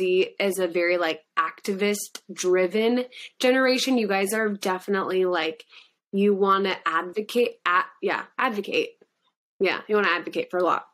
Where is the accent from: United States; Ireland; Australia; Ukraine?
Australia; I'm Australian